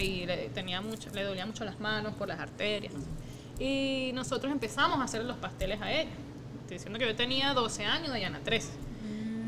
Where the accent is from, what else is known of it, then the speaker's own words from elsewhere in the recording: Margarita, Nueva Esparta, Venezuela; also born or lived in Caracas; nosotros nos criamos en, nuestra juventud adolescencia fue Margarita. Entonces, obviamente, Margarita, claro, nosotros nacimos en Caracas, pero de chiquitica nuestra familia paterna se mudó a Margarita